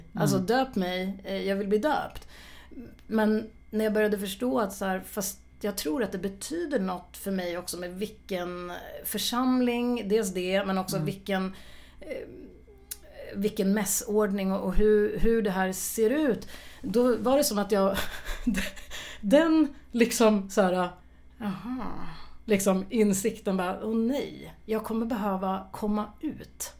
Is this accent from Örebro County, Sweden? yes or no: yes; Örebro, Örebro County, Sweden; jag är ju född och uppvuxen i Örebro